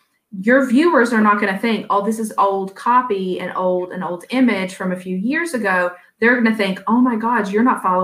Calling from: Virginia, United States; You release it an hour after, and I'm speaking from Virginia.

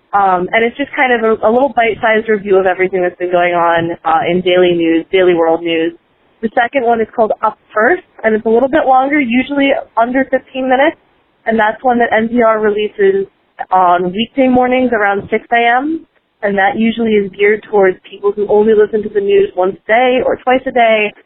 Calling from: Lumberton, North Carolina, United States; I am calling from Lumberton, North Carolina

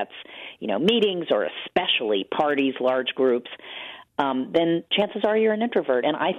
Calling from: New York, United States; Sorry, I'm calling in from New York today.

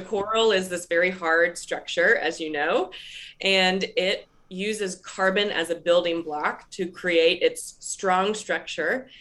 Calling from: Raleigh, North Carolina, United States; I'm calling in from Raleigh, North Carolina

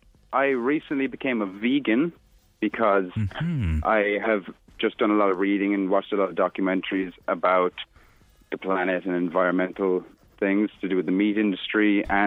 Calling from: Munster, Ireland; Down in West Cork.

